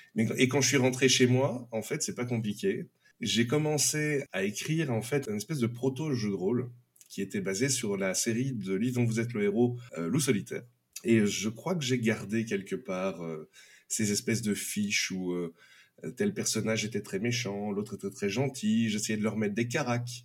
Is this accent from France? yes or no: no; Belgium; je suis belge